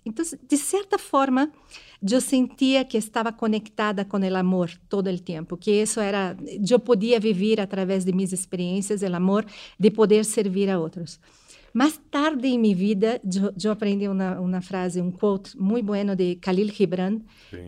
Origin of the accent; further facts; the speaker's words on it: Brazil; moved away; eu sou brasileira